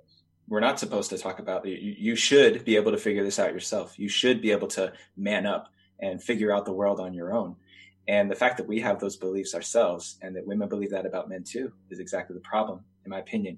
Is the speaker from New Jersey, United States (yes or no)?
yes; New Jersey, United States; moved away as an adult; also born or lived in New York City, New York; I decided to leave where I grew up in New Jersey and New York City